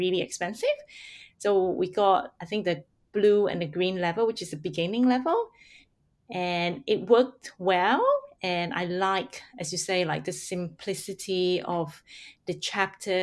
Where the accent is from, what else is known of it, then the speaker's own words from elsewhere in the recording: Singapore; first language Hakka; English is a second language; also born or lived in Hong Kong; now in Australia; I grew up in Singapore, so I really grew up in a multilingual country. My first language is actually Hakka